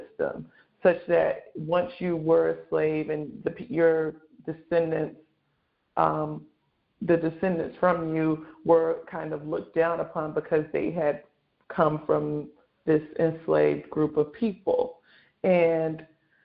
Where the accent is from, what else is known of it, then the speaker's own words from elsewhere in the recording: United States; my parents immigrated from Nigeria in the 70s and had me and my siblings here in America